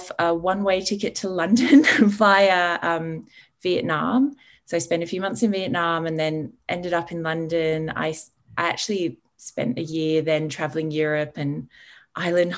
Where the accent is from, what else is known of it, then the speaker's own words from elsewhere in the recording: Sydney, New South Wales, Australia; also born or lived in England; I was born in England. My parents are English and Irish, and we moved to Australia when I was six, to Sydney, in the Northern Beaches. And I had a pretty ordinary Sydney childhood